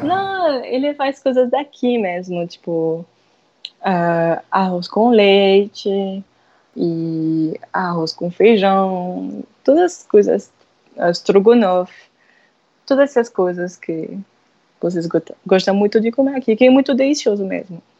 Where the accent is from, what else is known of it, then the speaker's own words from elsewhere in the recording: France; Portuguese is a second language; moved away as an adult; now in Natal, Brazil; eu sou francesa